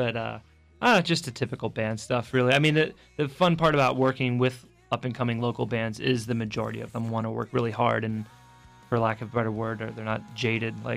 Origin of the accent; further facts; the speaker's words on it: Philadelphia, Pennsylvania, United States; moved away as an adult; now in Raleigh, United States; I'm a northern transplant. I'm originally from the Philadelphia area, but I moved down here in 2004 to start my band down here.